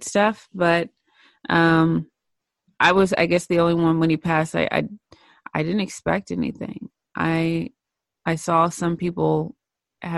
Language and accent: English; Cookeville, Tennessee, United States; I'm from Tennessee originally, born and raised